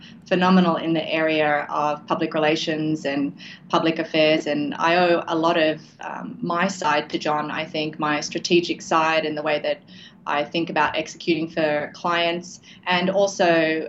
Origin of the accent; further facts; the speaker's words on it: Sydney, New South Wales, Australia; moved away as an adult; also born or lived in Canada / Santa Barbara / England; I'm born and raised in Sydney, Australia, and did my first degree over here.